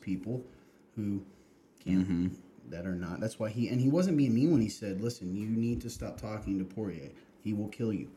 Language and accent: English; Kentucky, United States; moved away; the Lexington Herald, my my home state